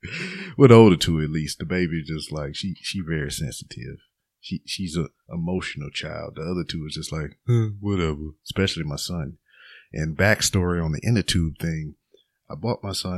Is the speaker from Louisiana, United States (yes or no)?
yes; Lake Charles, Louisiana, United States; moved away as an adult; now in Texas, United States; my hometown of Lake Charles, Louisiana